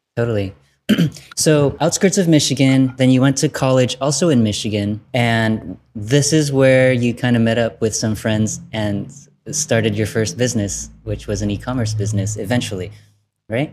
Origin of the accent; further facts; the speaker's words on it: Vietnam; I'm from Vietnam and not China